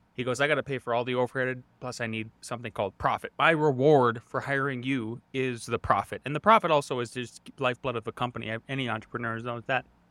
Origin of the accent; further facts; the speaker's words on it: Northwest North Dakota, United States; moved away as an adult; also born or lived in Montana / Idaho; now in Colorado, United States; I grew up in Northwest North Dakota